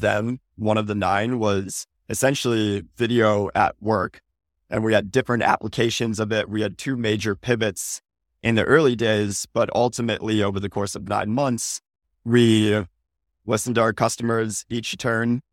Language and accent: English; Midwest, United States; moved away as an adult; now in California, United States; Born and raised in the Midwest, hightailed it out to California post-college